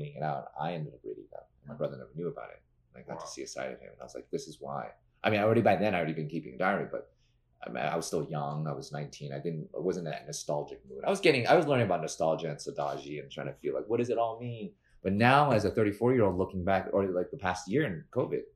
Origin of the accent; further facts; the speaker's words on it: New York City, New York, United States; as a New Yorker